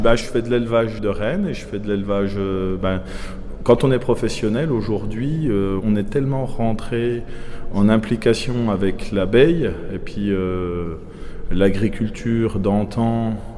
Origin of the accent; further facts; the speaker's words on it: Doubs, Bourgogne-Franche-Comté, France; Je suis pas du Jura, moi, je suis du Doubs. je suis d'un des derniers villages euh, du Doubs euh, sur la frontière du Jura